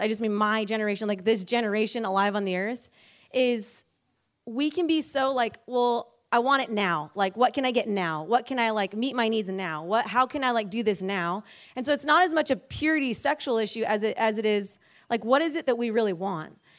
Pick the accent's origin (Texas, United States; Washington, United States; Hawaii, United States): Hawaii, United States; moved away as an adult; we were born and raised in Hawaii